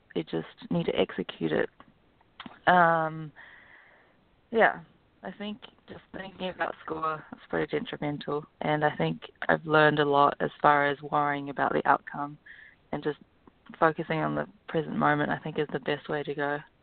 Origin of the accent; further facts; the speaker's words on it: Auckland, New Zealand; moved away as an adult; now in United States; I grew up in Auckland, New Zealand, and then I came over to um, play college golf at Pepperdine University